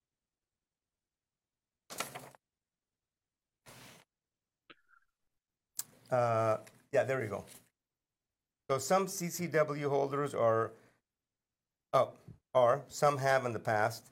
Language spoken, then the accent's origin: English; Iran; now in United States; I was born and raised in Iran, a country in the Middle East